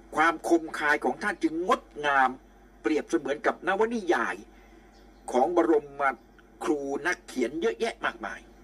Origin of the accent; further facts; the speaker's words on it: Nakhon Chai Si, Nakhon Pathom, Thailand; also born or lived in Bangkok; ผมเกิดที่นี่ เกิดสิริราช แต่แผ่นดินแม่ของผมคือนครชัยศรีแผ่นดินเมียของผมคือนครชัยศรีลมหายใจเข้าออกของผม ตั้งแต่เด็กเล็กๆอายุือบเกือบสิบขวบยาวนานมาตลอดถึงปัจจุบัน